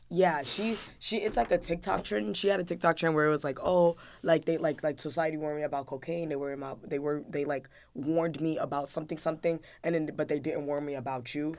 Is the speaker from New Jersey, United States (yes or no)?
yes; New Jersey, United States; also born or lived in Atlanta, Georgia, United States; I moved up to Jersey